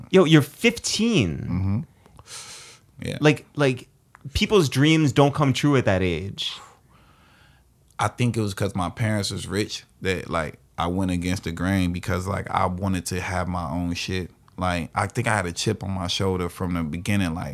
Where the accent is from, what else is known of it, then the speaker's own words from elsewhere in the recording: Chicago, Illinois, United States; I like some fast twisted shit because I'm from Chicago